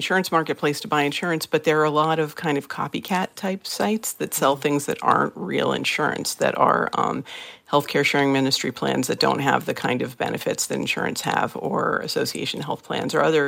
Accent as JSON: {"language": "English", "region": "Massachusetts", "country": "United States", "said": "my home state of Massachusetts"}